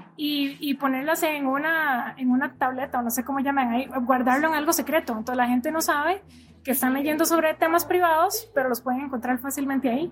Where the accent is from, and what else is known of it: Costa Rica; moved away as an adult; now in United States